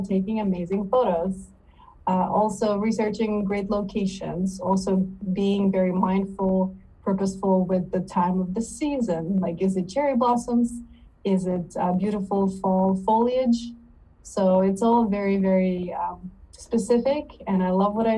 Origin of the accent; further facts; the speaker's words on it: Odesa, Odesa Oblast, Ukraine; also born or lived in East Coast, United States; now in South Korea; I was born in Odessa, Ukraine